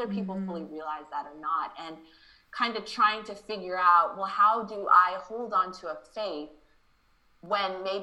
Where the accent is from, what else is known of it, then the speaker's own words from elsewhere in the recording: Anchorage, Alaska, United States; now in North Carolina, United States; my Alaskan childhood, growing up in Anchorage